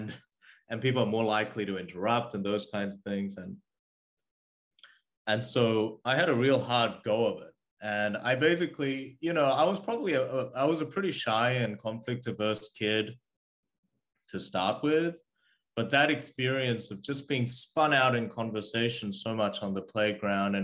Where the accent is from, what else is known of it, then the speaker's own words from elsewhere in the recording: Australia; English is a second language; also born or lived in South Korea; I was born in South Korea and I moved to Australia when I was 8. And I didn't have the language